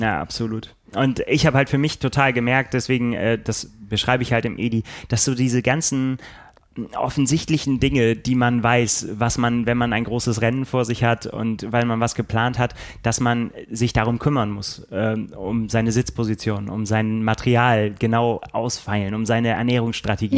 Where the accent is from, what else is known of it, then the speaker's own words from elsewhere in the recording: Bremen, Germany; now in Hamburg, Germany; Dabei bin ich ja gar kein Hamburger. Ich bin ja Bremer